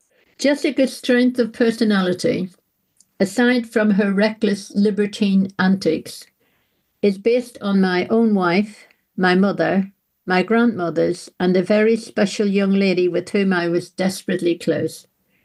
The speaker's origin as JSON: {"language": "English", "region": "England", "country": "United Kingdom", "said": "I mean, Manchester, for goodness sake, I'm from the Shires."}